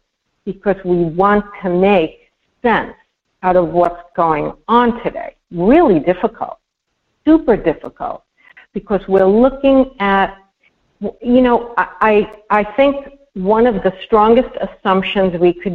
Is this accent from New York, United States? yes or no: yes; New York City, New York, United States; growing up in Brooklyn